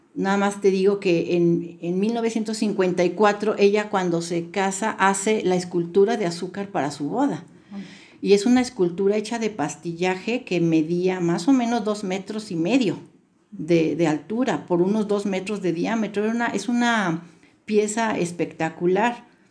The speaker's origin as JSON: {"language": "Spanish", "town": "Guadalajara", "region": "Jalisco", "country": "Mexico", "tie": "born or raised there", "moved": "as an adult", "lives_now": "Puebla, Mexico", "said": "Yo este, me crié en la ciudad de Guadalajara, pero tengo ya 32 años viviendo en Puebla"}